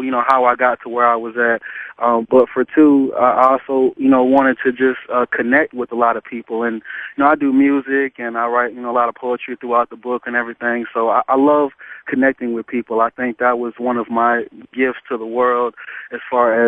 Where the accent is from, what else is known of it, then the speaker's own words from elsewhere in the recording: Atlanta, Georgia, United States; I grew up in Atlanta, and I've lived here most of my life.